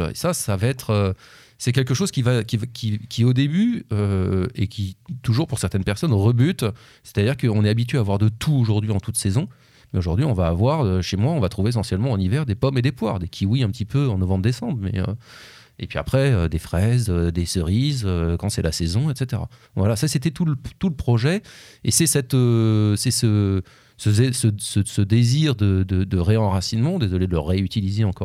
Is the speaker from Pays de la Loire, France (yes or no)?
no; Orléans, Centre-Val de Loire, France; puisque moi je viens d'Orléans, donc c'est la région d'Orléans.